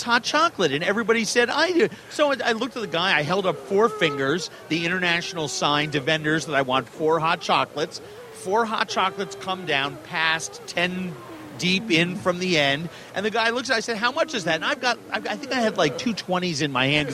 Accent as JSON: {"language": "English", "town": "Minneapolis", "region": "Minnesota", "country": "United States", "tie": "born or raised there", "said": "You'll be in my hometown. We'll be having this conversation at the convention center in Minneapolis"}